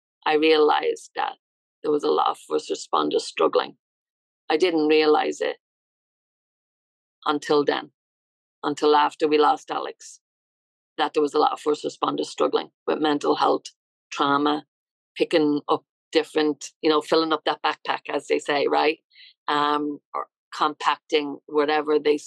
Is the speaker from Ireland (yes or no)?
yes; Dublin, Leinster, Ireland; moved away as an adult; now in United States; I'm from Ireland. Yeah, I'm from Dublin, Ireland.